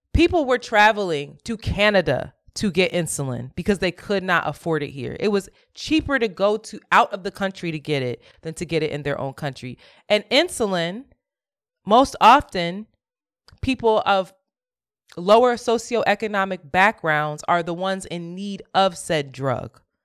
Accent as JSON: {"language": "English", "town": "Philadelphia", "region": "Pennsylvania", "country": "United States", "tie": "born or raised there", "said": "I grew up in Philly doing a lot of servant leadership"}